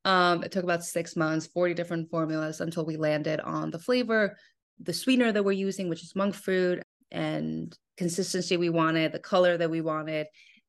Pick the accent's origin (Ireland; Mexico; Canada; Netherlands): Mexico; We're born and raised in Mexico, so Mexican candy has always been a part of our lives, specifically chamoy.